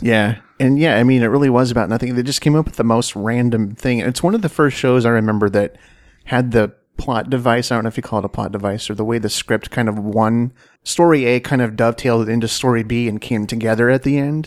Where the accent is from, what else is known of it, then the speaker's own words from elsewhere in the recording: Washington, United States; I was born in Washington State.